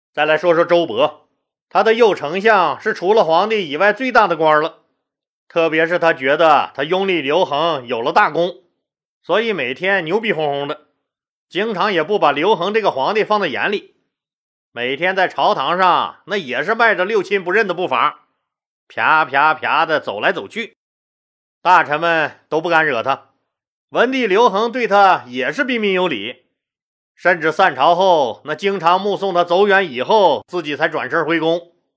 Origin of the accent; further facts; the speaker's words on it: Northeast China, China; accent: Northeastern (Dongbei) dialect; 这撒嘛是我们东北话啊